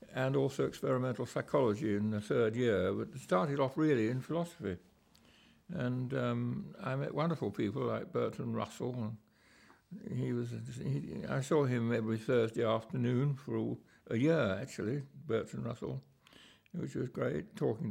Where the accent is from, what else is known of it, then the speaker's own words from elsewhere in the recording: London, United Kingdom; I was brought up in London, where my father had his observatory